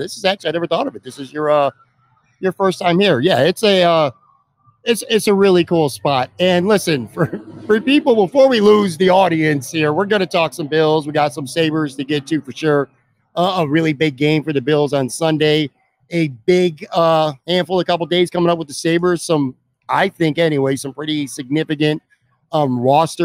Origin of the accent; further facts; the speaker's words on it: Buffalo, New York, United States; two born and raised West Siders right now here in South Buffalo